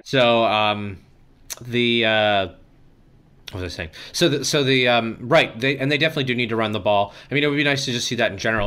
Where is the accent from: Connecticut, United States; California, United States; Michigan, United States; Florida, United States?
Florida, United States; Southwest; I grew up in Southwest Florida